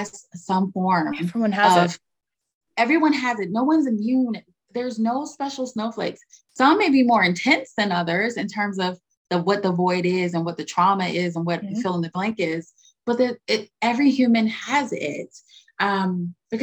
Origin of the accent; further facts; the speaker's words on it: United States; I'm American.